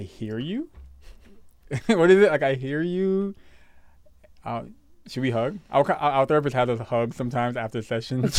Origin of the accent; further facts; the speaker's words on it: New York City, New York, United States; also born or lived in Guyana; I'm from Brooklyn, son. Canarsie